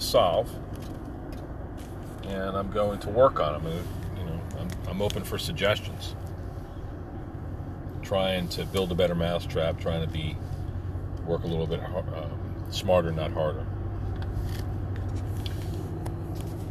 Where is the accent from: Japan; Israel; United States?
United States